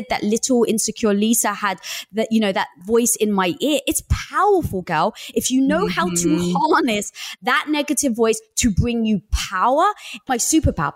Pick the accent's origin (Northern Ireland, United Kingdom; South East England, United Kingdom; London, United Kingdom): London, United Kingdom; I was brought up in North London